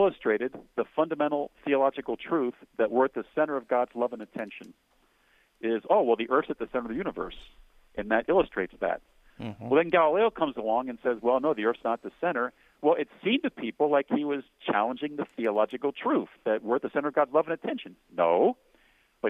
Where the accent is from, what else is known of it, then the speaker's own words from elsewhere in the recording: Cincinnati, Ohio, United States; My hometown is Cincinnati, right across the river